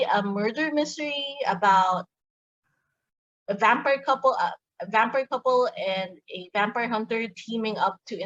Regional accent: Manila, Metro Manila, Philippines; I grew up in Manila, Philippines, and I'm still living here

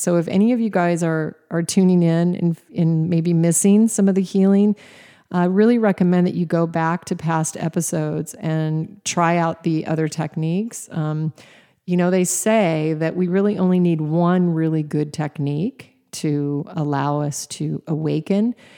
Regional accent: Alaska, United States; Even though I was raised in Alaska, I was not a camping girl

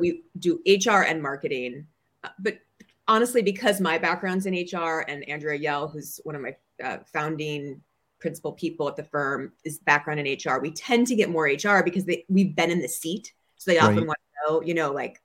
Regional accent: Minnesota, United States; moved away as an adult; also born or lived in New York; now in Bay Area, United States; I'm from Minnesota. And so I say things like you betcha and hot dish

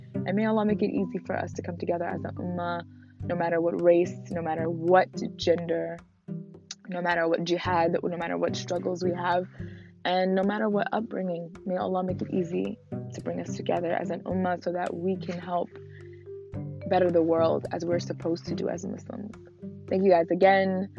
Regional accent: Newark, New Jersey, United States; I'm from I'm from Jersey, so I grew up in Newark

